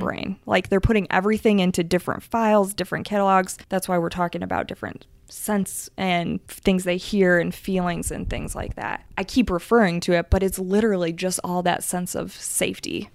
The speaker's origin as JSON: {"language": "English", "region": "Michigan", "country": "United States", "moved": "yes", "said": "I'm originally from Michigan"}